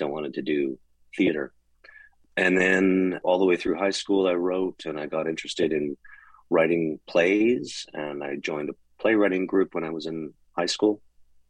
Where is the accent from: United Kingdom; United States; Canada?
Canada; Calgary, Alberta; I was born and raised in Calgary, Alberta